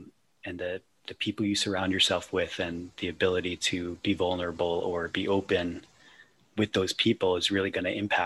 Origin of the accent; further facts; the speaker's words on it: East Coast, United States; I grew up on the East Coast